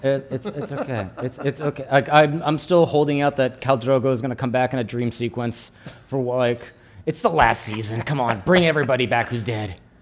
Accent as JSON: {"language": "English", "country": "United States", "also_born_or_lived": "New York", "lives_now": "California, United States", "said": "I'm American"}